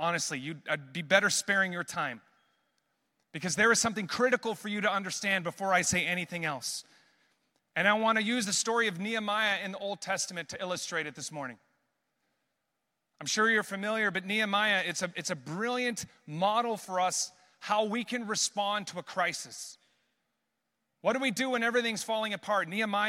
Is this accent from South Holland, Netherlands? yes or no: no; Amsterdam, North Holland, Netherlands; growing up in missions my whole life, born and raised in Amsterdam, seeing the power of God outside of the church.